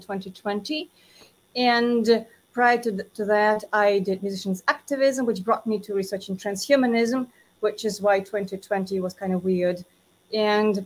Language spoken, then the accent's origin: English; Moscow, Russia; now in United States; I was born in Moscow.